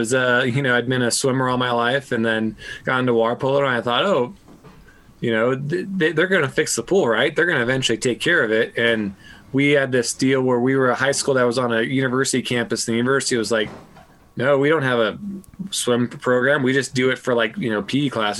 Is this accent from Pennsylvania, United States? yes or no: no; Los Angeles, California, United States; I grew up right on the beach by LAX, which is the airport in LA, a little town called Playa del Rey